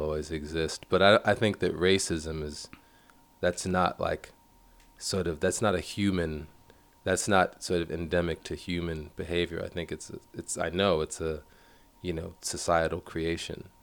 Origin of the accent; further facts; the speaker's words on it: New York City, New York, United States; I grew up in Bed-Stuy.